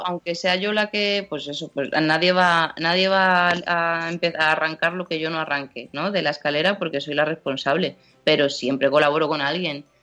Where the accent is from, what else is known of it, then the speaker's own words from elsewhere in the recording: Seville, Andalusia, Spain; moved away as an adult; now in Madrid, Spain; yo soy de Sevilla y cuando me vengo a Madrid, pues yo qué sé, pues de repente me doy cuenta de que llevo ocho años en Madrid